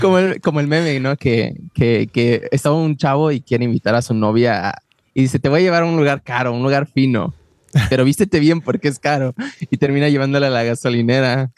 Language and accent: Spanish; Mexico; now in Wisconsin, United States; yo soy de México